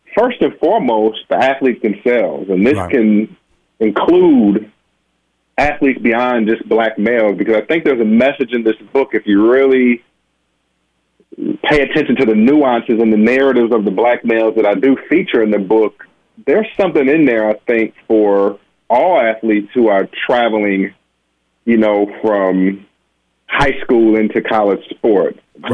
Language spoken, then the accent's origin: English; Benton Harbor, Michigan, United States; as a black male myself who had hoop dreams and aspirations as a little boy growing up in Benton Harbor, Michigan